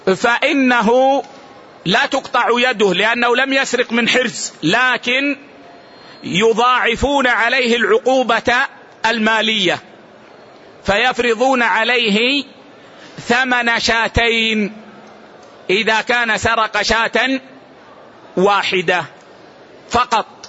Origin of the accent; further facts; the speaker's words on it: Saudi Arabia; عندنا في السعودية